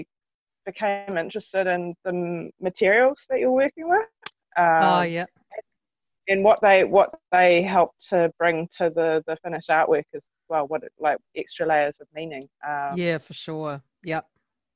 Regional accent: North Canterbury, New Zealand; I grew up in North Canterbury in the 80s, and 70s and 80s.

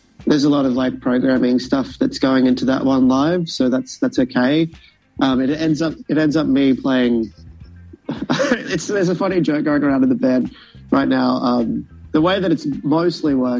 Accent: Brisbane, Queensland, Australia; now in Melbourne, Australia; We're from Brisbane, so originally

